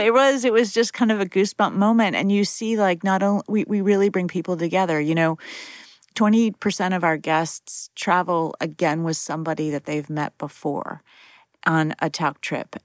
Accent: Fairmont, West Virginia, United States; moved away; my hometown of Fairmont, West Virginia

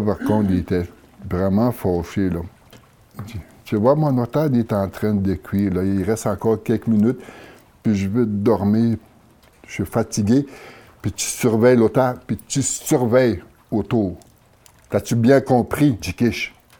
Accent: Atikamekw community, Quebec, Canada; je viens de la communauté de Waymond

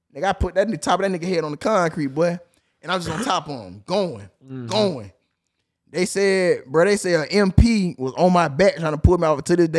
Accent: Chicago, Illinois, United States; Man, you know what I'm from Chicago. I'm a GD, you know what I'm saying?

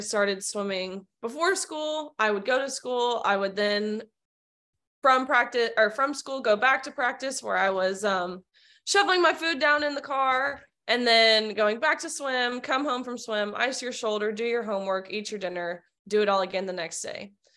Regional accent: Nashville, Tennessee, United States; I'm born and raised in Nashville, Tennessee

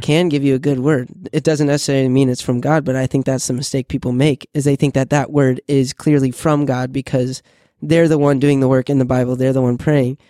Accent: Illinois, United States; moved away; I'm from Illinois originally.

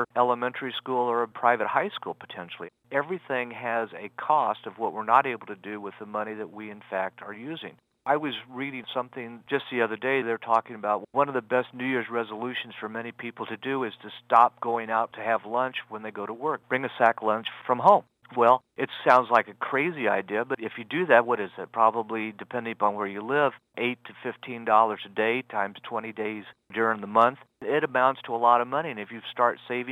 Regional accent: Liberty, Missouri, United States; Liberty, Missouri, which is what my hometown is

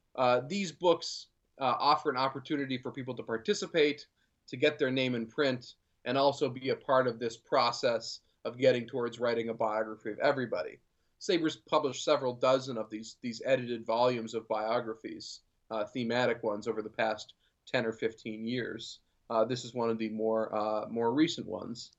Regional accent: Vermont, United States; now in Boston, United States; I grew up in Vermont.

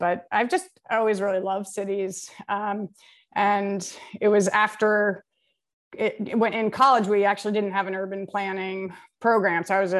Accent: Brooklyn, New York, United States; now in Philadelphia, United States; I grew up in Park Slope and, you know, it was just a beautiful place.

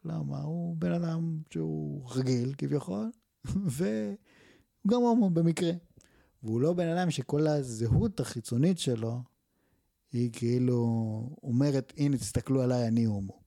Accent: Israel; אזרח ישראלי שעשה מילואים

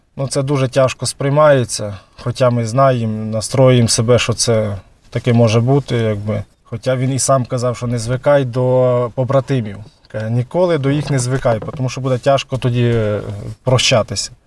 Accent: Tsuman, Volyn Oblast, Ukraine; я сам з СМТ Цумань

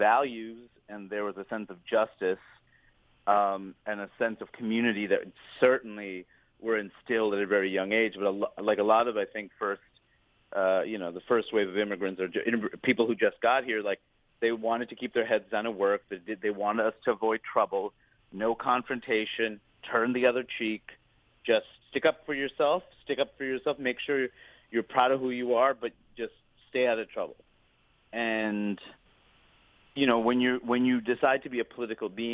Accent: New York City, New York, United States; also born or lived in Maine / Seattle; I was born and raised in Queens

